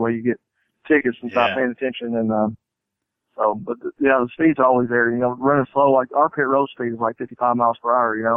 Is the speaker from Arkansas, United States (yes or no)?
no; Owensboro, Kentucky, United States; moved away; also born or lived in Nashville, Tennessee; my hometown, Owensboro, Kentucky